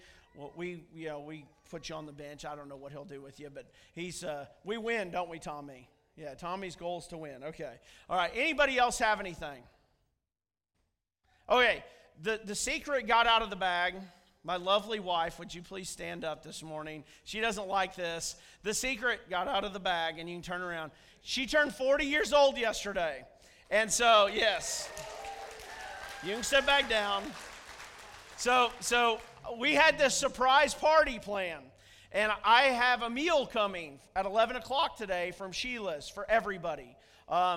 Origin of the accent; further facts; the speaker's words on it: Missouri, United States; I'm from Missouri